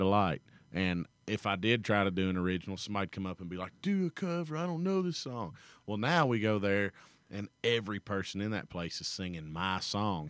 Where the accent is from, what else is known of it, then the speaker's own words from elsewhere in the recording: Kentucky, United States; it's in my hometown